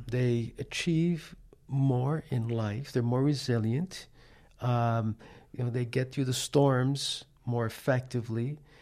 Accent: New York City, New York, United States; moved away; him and I grew up in Manhattan, New York. That's where I'm from, that's where I was born.

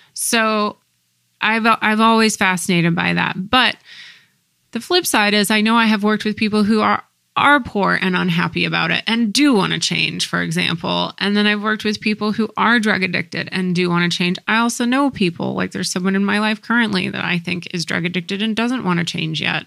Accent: United States; growing up in the States

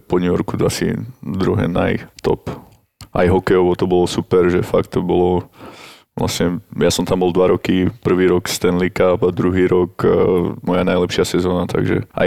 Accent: Slovakia; máš tam nejakých známych, ale nikdy to nebude s tými Američanmi, alebo Kanadianmi také, ako je to tu doma na Slovensku.

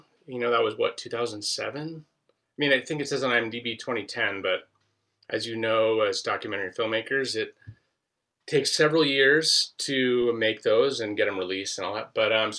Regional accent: Southern California, United States; I grew up in Southern California

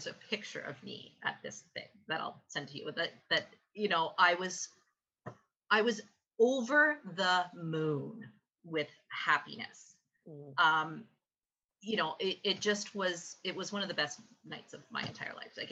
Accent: Canada; I'm a Canadian who loves curling

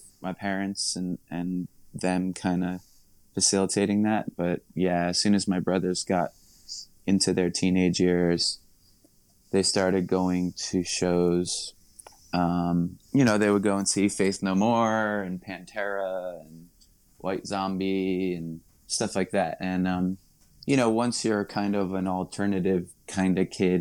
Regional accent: Nassau County, Long Island, New York, United States; moved away as an adult; now in Brooklyn, United States; I live in Brooklyn for a while now, about 20 miles away from where I grew up on Long Island

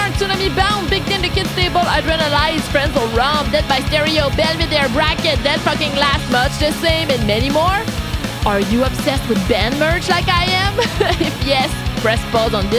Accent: Quebec, Canada; I'm Quebecoise. I'm French Canadian.

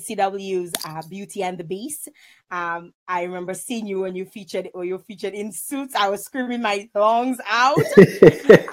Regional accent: Dominica; I'm Dominican.

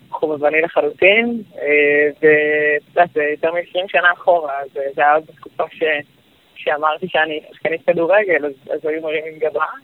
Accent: Northern Israel, Israel; אני מהצפון במקור

